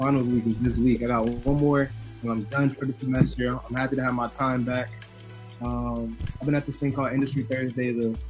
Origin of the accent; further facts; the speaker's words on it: Nashville, Tennessee, United States; I'm from Nashville, Tennessee, born and raised